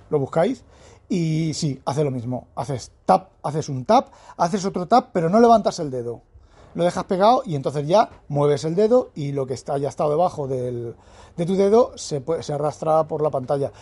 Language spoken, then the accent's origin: Spanish; Spain; Soy español